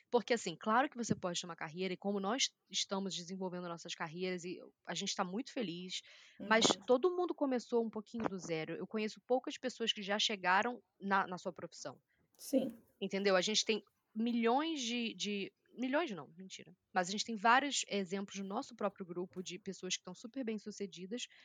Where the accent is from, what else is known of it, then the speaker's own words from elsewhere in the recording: Brazil; Quando elas perguntam de onde eu sou, eu falo do Brasil, as pessoas sempre abrem um sorriso